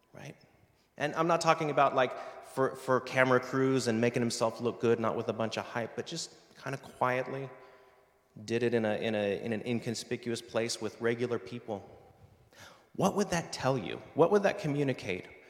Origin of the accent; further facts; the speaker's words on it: United States; moved away; my home country, the U.S.